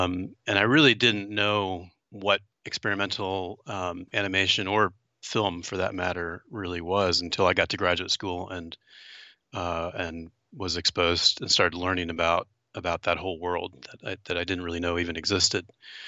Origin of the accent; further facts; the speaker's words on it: Maryland, United States; and I was born and raised in Maryland, right in the middle of the state, and kind of a very typical suburban small town.